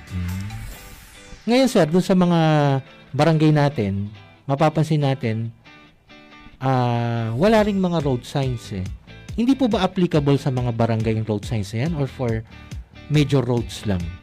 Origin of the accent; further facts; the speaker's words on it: San Juan, Philippines; taga San Juan ako